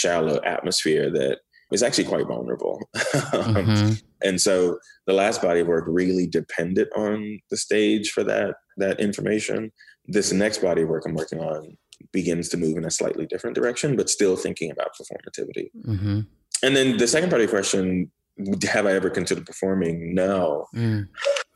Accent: Miami, Florida, United States; also born or lived in Port-au-Prince, Haiti; growing up in Miami

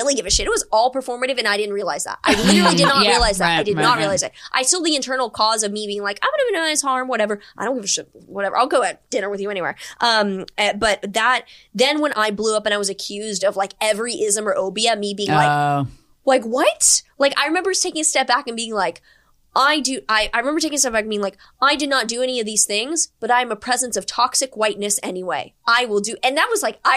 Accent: Houston, Texas, United States; moved away; also born or lived in New York; I grew up in Houston

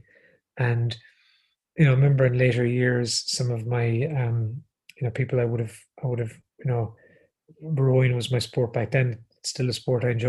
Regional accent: Galway, Connacht, Ireland; So I grew up in Galway, and I went to the secondary school I went to is called the Bish, St.

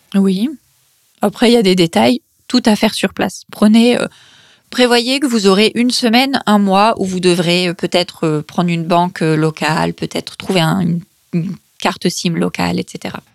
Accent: Paris, Île-de-France, France; moved away as an adult; also born or lived in Peru; mon pays d'origine euh, et encore moins dans ma ville, euh, Paris

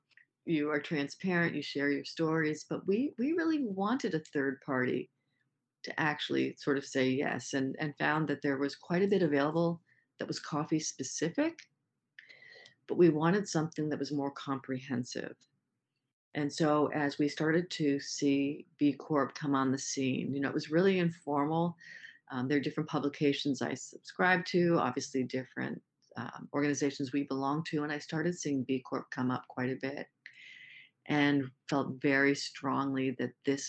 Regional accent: Maine, United States; In this case, I said, I'm from Maine.

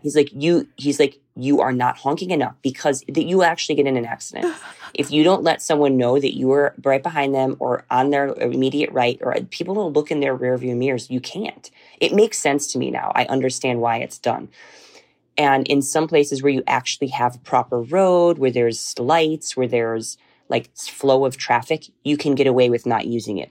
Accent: United States; moved away as an adult; now in Bihar, India; I live there as an American

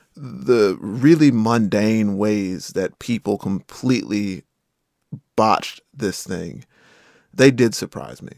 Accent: Rocky Mount, North Carolina, United States; I am from eastern North Carolina. A hurricane and flood destroyed my hometown of Rocky Mountain, North Carolina

